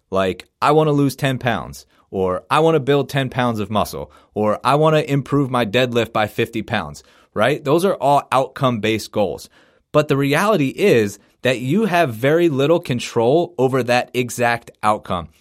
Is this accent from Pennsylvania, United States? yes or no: yes; Philadelphia, Pennsylvania, United States; I'm from Philadelphia, so as a Sixers fan